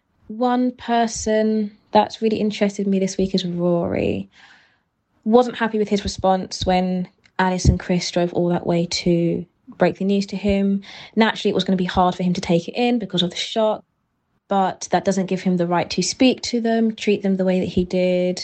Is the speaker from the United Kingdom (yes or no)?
yes; Kent, South East England, United Kingdom; I'm from Kent